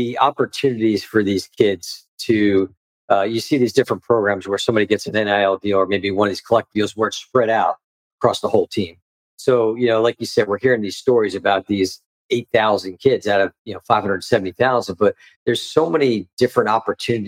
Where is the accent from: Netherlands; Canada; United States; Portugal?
United States; next town over from Monroe Township, New Jersey; moved away; also born or lived in Delaware; I grew up the next town over from there